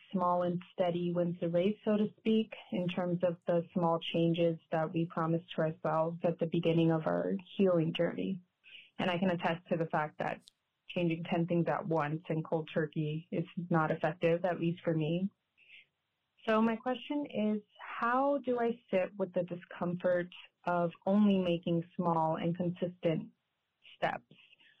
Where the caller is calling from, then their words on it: Chicago, Illinois, United States; I'm calling from Chicago, Illinois.